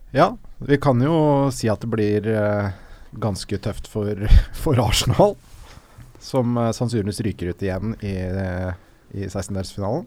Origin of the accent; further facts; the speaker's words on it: Oslo, Norway; Jeg er også fra Smestad